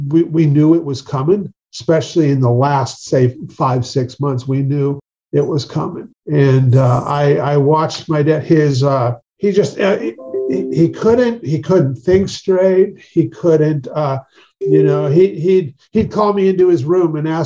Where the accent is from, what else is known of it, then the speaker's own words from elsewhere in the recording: Marysville, Washington, United States; also born or lived in Alaska; I grew up in Marysville, Washington, up about 40 miles north of Seattle.